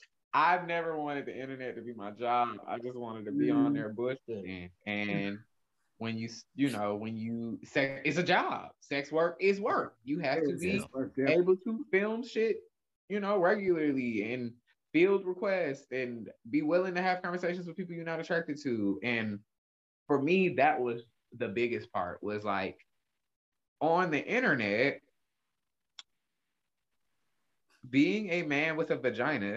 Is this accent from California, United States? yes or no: no; Atlanta, Georgia, United States; I grew up in Atlanta